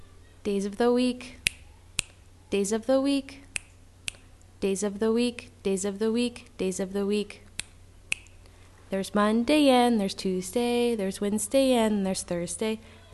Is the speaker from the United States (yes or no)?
no; Glasgow, Scotland, United Kingdom; I'm Scottish. I come from Glasgow in Scotland.